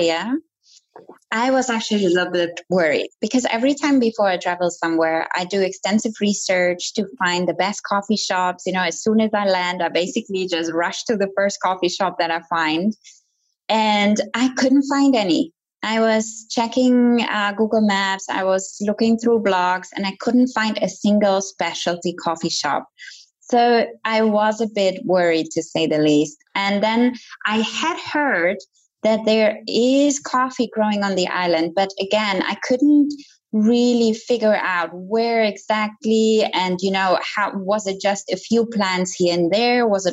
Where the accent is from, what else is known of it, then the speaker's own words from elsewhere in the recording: Germany; moved away as an adult; also born or lived in United States / Italy / Ecuador / India; I grew up in Germany